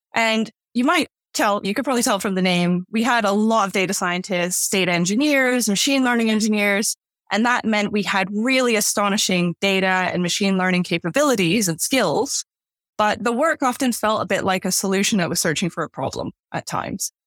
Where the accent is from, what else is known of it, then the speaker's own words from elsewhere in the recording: Canada; moved away as an adult; now in London, United Kingdom; I was born and raised in Canada